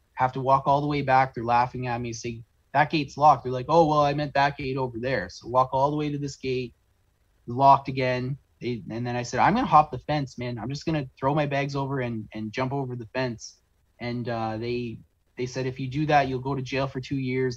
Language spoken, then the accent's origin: English; St. Catharines, Ontario, Canada; I'm from uh, South on, Southern Ontario in a town called St. Catharines, Ontario